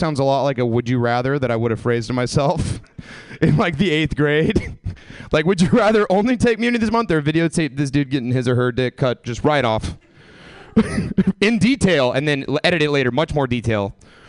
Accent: the South, United States; I came from the South. I was just kind of Anne Franking my weed habit for years and years and years

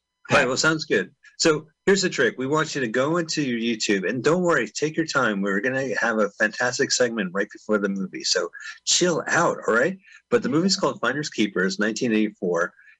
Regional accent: San Francisco, California, United States; now in Los Angeles, United States; back in my hometown of San Fran.

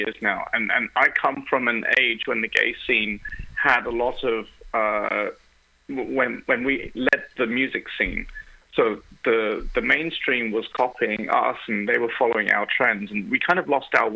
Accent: London, United Kingdom; accent: English; now in Germany; I was born in London, so even though I live in Germany, I was born in London

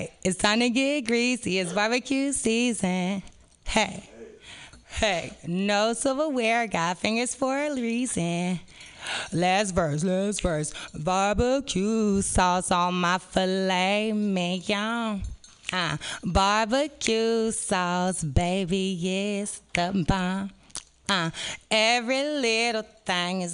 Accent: San Francisco, California, United States; I was born and raised in San Francisco

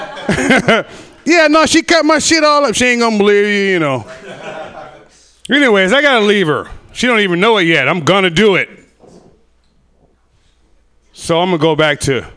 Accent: Sacramento, California, United States; I'm from Sacramento, by the way. From the hood

